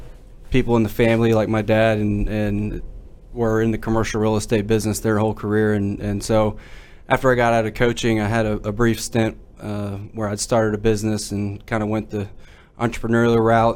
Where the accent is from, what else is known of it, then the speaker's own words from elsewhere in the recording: North Dallas area, Texas, United States; I grew up in the North Dallas area, out in Salina.